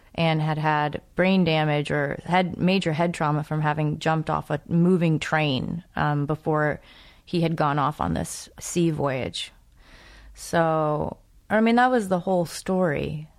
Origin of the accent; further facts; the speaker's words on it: New England, United States; I'm from New England